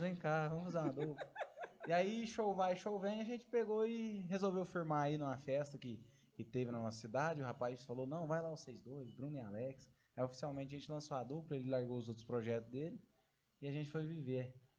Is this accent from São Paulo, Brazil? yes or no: no; São Sebastião do Paraíso, Minas Gerais, Brazil; E nós somos do interior de Minas Gerais, né? Próximo da cidade do nosso parceiro aí, Ribeirão Preto. Mas São Sebastião do Paraíso